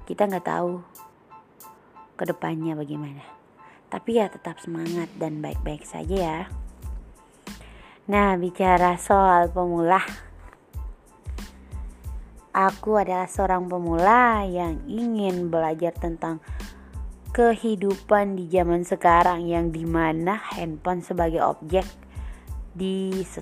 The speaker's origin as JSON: {"language": "Indonesian", "region": "Maluku", "country": "Indonesia", "said": "Aku berasal dari Indonesia dong yang pastinya Indonesia Timur Tepatnya Maluku, Kepulauan K, Kabupaten Maluku Tenggara"}